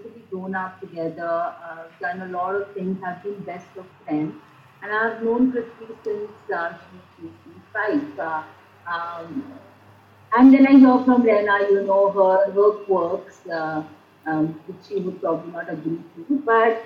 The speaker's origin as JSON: {"language": "English", "country": "India", "also_born_or_lived": "United States", "said": "as an Indian and probably the culture that we come from, we care for our parents, we live with our parents"}